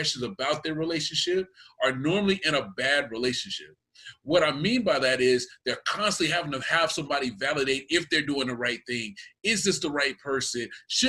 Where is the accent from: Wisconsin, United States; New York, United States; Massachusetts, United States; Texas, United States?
Texas, United States; I am from Texas. I'm from the South